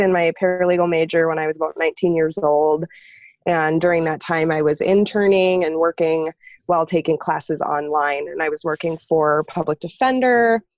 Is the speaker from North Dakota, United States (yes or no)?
no; Minnesota, United States; moved away as an adult; also born or lived in Wisconsin; I was originally from Minnesota. I ended up moving to the middle of nowhere in Wisconsin